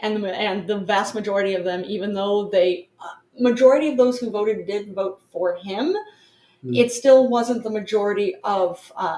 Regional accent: Northeast, United States; We're from the Northeast.

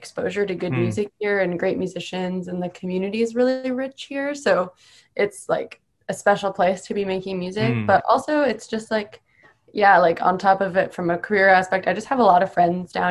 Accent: Canada; also born or lived in Boston; now in United States; I'm from Canada

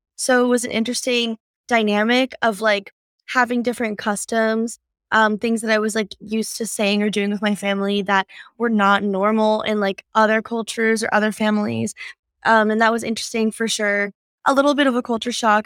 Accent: northeastern Pennsylvania, United States; born or raised there; moved away as an adult; now in California, United States

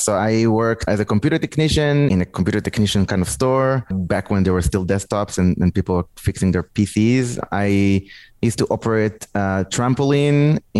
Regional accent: Israel; I grew up in Israel, but my family is also from France.

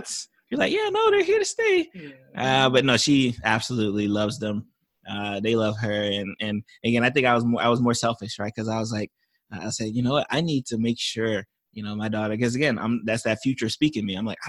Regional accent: Florida, United States; I think we definitely have the benefit because I'm from South Florida.

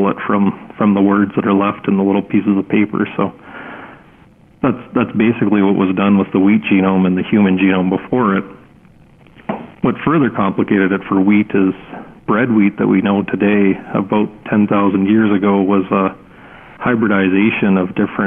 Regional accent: Winnipeg, Manitoba, Canada; now in Swift Current, Canada; I grew up in Winnipeg

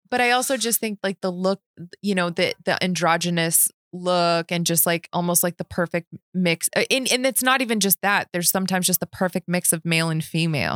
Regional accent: Las Vegas, Nevada, United States; growing up in Vegas

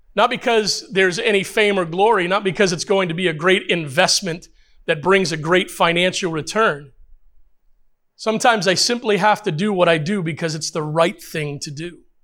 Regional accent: United States; I know we're Americans

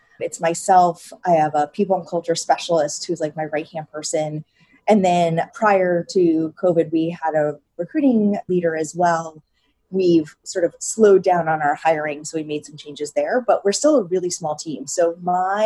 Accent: New England, United States; now in Brooklyn, United States; I grew up in New England and ate Papagino's pizza growing up

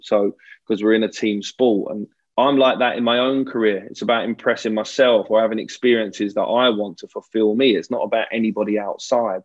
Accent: England, United Kingdom

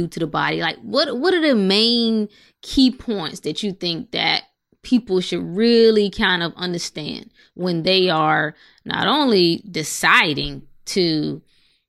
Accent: North Carolina, United States; I'm from North Carolina

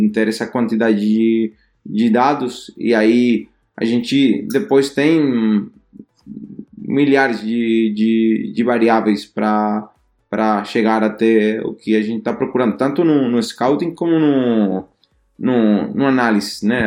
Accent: Spain; Portuguese is a second language; moved away as an adult; now in Denmark; somos dois espanhóis

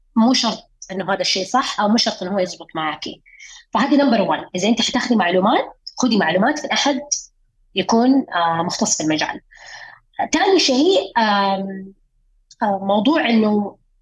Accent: Saudi Arabia; إحنا عندنا في السعودية

